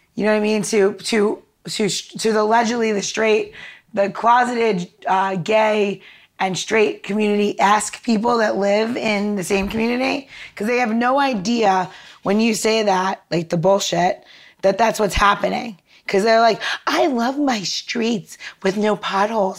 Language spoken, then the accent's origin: English; New York, United States; now in Washington, D.C., United States; I'm from New York originally